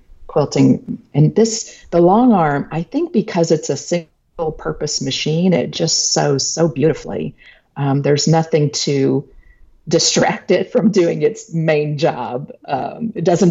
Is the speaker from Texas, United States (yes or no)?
yes; Texas, United States; I'm a Texan